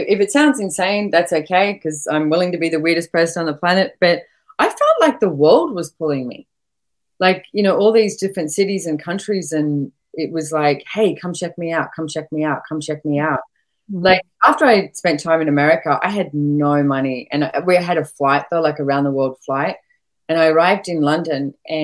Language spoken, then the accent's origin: English; Sydney, New South Wales, Australia; moved away as an adult; I was born and bred in Sydney